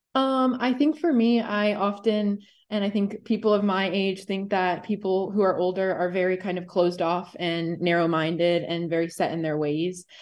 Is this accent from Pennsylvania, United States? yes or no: yes; Hershey, Pennsylvania, United States; I am from Hershey